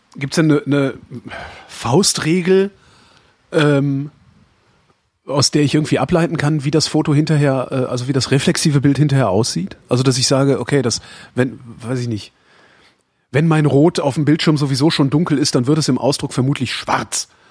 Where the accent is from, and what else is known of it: Weilerswist, North Rhine-Westphalia, Germany